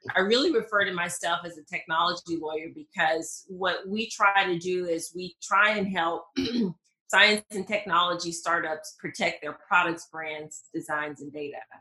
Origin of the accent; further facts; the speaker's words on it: Mississippi, United States; accent: southern; moved away; I am originally from Mississippi, and even though I don't hear my southern accent, whenever I hear playback, it's pretty pretty pronounced